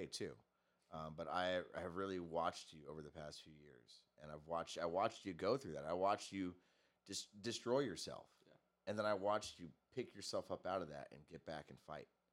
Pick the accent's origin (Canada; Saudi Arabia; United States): United States; Torrance, California; I grew up over in Torrance